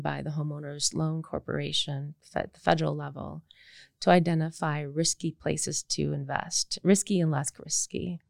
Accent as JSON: {"language": "English", "region": "Michigan", "country": "United States", "tie": "born or raised there", "said": "I grew up in Michigan in the 70s and 80s"}